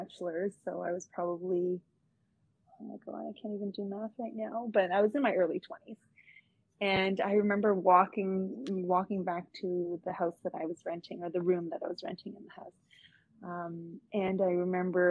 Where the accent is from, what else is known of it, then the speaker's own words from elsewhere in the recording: Toronto, Ontario, Canada; also born or lived in Orillia; Canadian, because I'm born and raised in Canada, Scarborough as well.